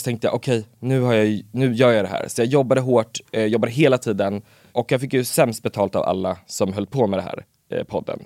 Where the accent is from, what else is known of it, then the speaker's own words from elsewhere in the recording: Örebro, Örebro County, Sweden; jag är ju från Örebro